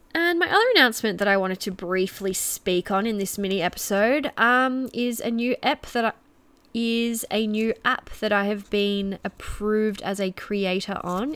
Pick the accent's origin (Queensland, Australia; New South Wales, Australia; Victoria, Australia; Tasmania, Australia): Victoria, Australia; Geelong; I'm from Melbourne. Well, I'm from Geelong, very, very close to Melbourne